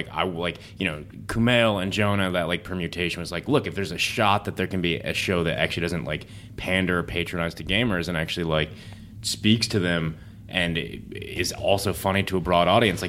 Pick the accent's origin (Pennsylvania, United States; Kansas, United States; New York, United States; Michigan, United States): Michigan, United States; now in Los Angeles, United States; I grew up in Michigan